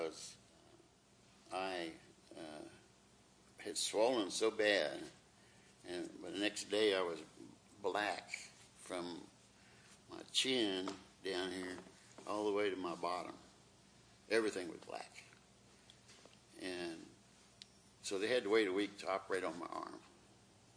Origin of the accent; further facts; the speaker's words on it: Ohio, United States; also born or lived in Fort Worth, Texas; now in Texas, United States; Came from my hometown, or my home state, Ohio